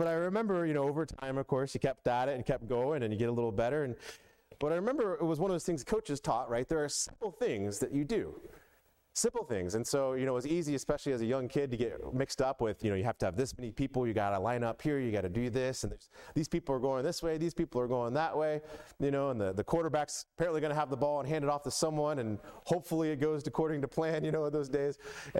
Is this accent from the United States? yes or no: yes; Atlanta, Georgia, United States; But I was all about football growing up in the South. As many of you know, I grew up, moved around a lot, but I lived a lot of time, most of my life in Atlanta one way or another.